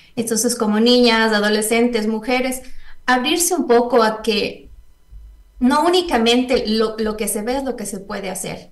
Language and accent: Spanish; Ecuador; moved away as an adult; also born or lived in Costa Rica; mujeres en ciencias de Ecuador, unas en Ecuador, otras que estamos fuera por un cierto periodo